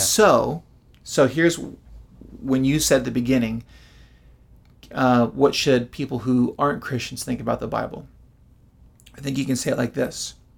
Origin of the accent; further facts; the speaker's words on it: United States; American Westerners